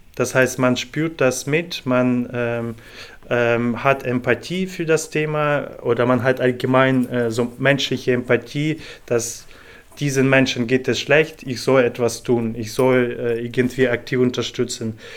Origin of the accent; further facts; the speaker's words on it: Ukraine; moved away as an adult; also born or lived in Cologne / Stuttgart / Munich; now in Leipzig, Germany; ich komme selber aus der Ukraine und ich habe in sehr vielen deutschen Städten schon in den letzten acht Jahren gelebt